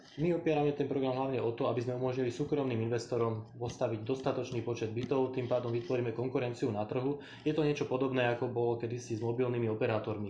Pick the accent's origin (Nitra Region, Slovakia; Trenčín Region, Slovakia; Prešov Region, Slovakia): Trenčín Region, Slovakia; Trenčín; Ja sám osobne som napríklad z Trenčína